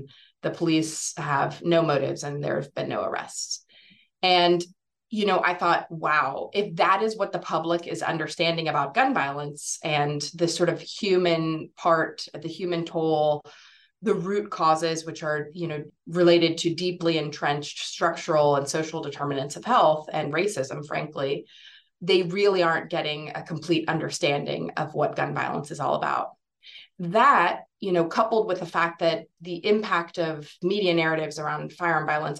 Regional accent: Houston, Texas, United States; born or raised there

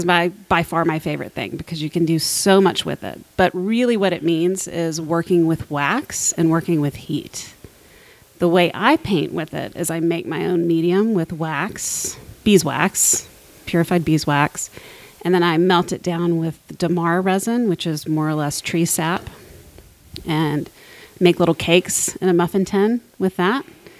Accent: Columbus, Georgia, United States; Columbus, Georgia.

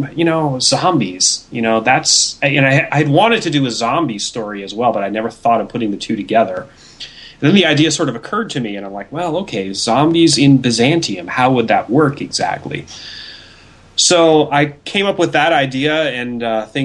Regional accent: Pacific Northwest, United States; I'm from the Pacific Northwest

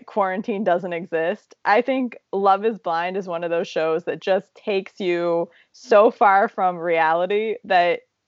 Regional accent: Zanesville, Ohio, United States; my hometown of Zanesville, Ohio

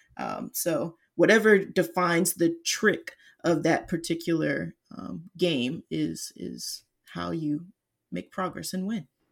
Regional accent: Atlanta, Georgia, United States; now in Seattle, United States; was born and raised in Atlanta, though currently I'm based in Seattle

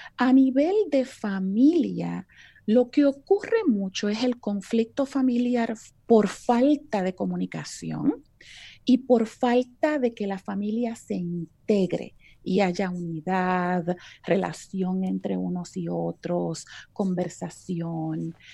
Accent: Puerto Rico; moved away as an adult; now in Texas, United States; soy puertorriqueña de pura cepa, como diríamos en la isla

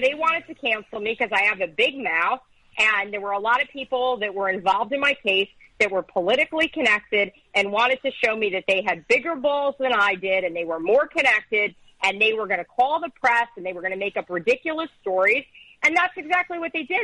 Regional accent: Teaneck, New Jersey, United States; I grew up in Teaneck

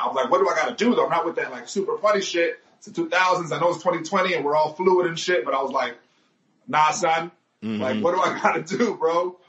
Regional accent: Miami, Florida, United States; moved away as an adult; also born or lived in Tampa; being from Miami, you're used to shit going to like 4, 5, 6.

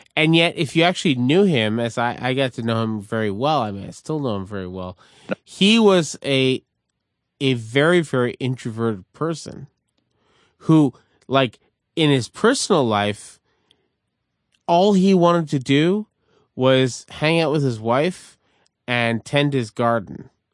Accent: Montreal, Quebec, Canada; as a Canadian growing up in Montreal in a neighborhood called Verdun

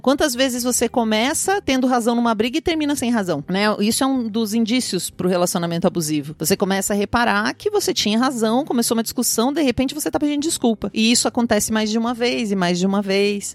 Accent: interior of Paraná, Brazil; no interior onde eu nasci, no interior do Paraná

